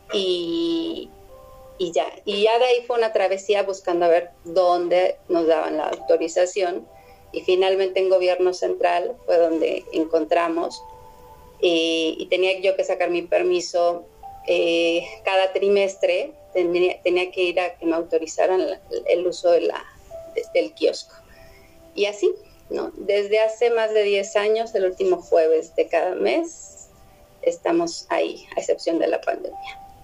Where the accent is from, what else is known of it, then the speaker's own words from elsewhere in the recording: Mexico City, Mexico; los defeños, los que somos del Def